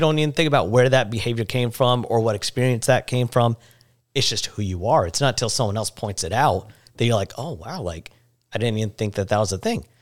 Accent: India; growing up, uh, as an Indian, I would always have my head down as a sign of respect

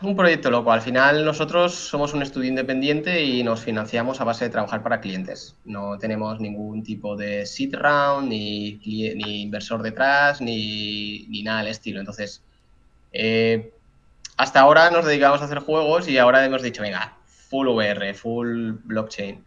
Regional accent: Zaragoza, Aragon, Spain; cuando me volví a Zaragoza, que yo soy de aquí de España

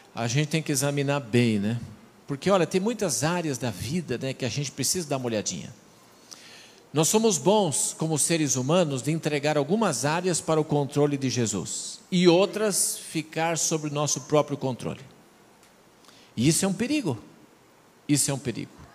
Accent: São Paulo, Brazil; also born or lived in Rio Grande do Sul; now in Mato Grosso do Sul, Brazil; Seja queimado como usa na minha terra. Eu sou de São Paulo, lá uso queimado

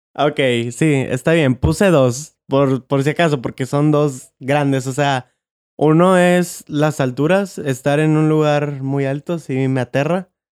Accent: Monterrey, Nuevo León, Mexico; nací, yo en Monterrey

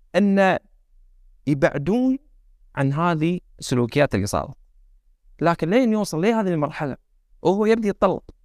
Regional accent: Kuwait; احنا عندنا بالكويت

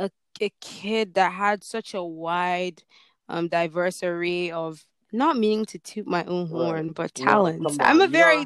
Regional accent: Nigeria; sometimes I feel like I'm not Nigerian enough for

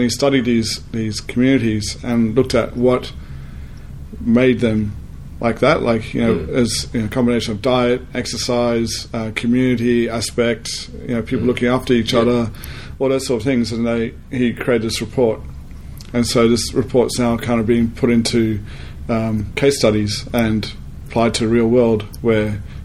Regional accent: Sydney, New South Wales, Australia; also born or lived in South Africa / Newcastle, Australia; I was born in South Africa, and then my family immigrated over here when I was 8. And then I lived in Sydney

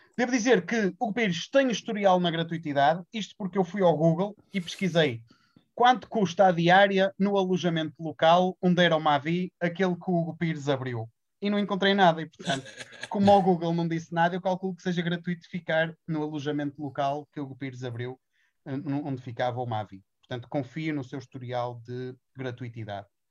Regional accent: Braga, Norte, Portugal; eu sou de Massiminos e também vivo

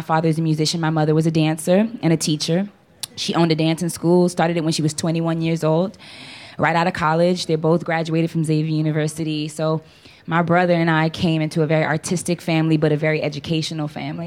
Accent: New Orleans, Louisiana, United States; Born and raised in New Orleans, Louisiana.

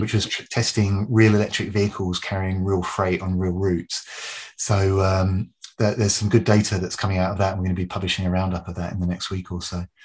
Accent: United Kingdom; moved away as an adult; now in Canada; I'm British by birth, but I'm a I've, you know, I've lived in very happily and, and proud Canadian now for 14 years

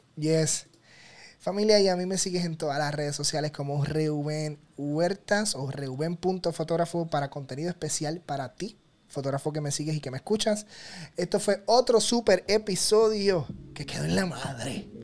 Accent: Puerto Rico; que soy puertorriqueño

